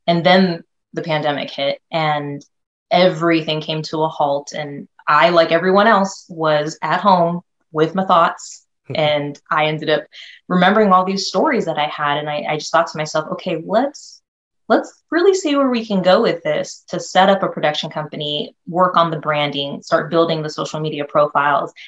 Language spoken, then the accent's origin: English; North Bay area, California, United States; also born or lived in Philippines; came to California when I was about maybe 3 or 4. So I've been a California girl ever since, always been in the North Bay area